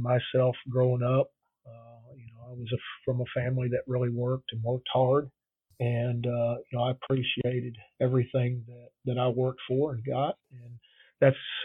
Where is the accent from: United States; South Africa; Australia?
United States; Neosho, Missouri; moved away as an adult; also born or lived in Thibodaux, Louisiana / Mississippi; I grew up in Missouri, a little town called Neosho in southwest Missouri, just below Joplin